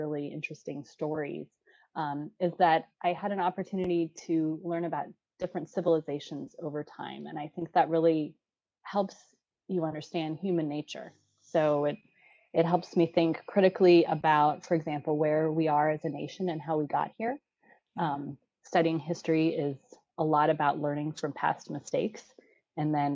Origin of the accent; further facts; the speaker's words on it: Portland, Oregon, United States; moved away as an adult; also born or lived in Washington, D.C.; I'm an Oregonian native. I was born and raised in Portland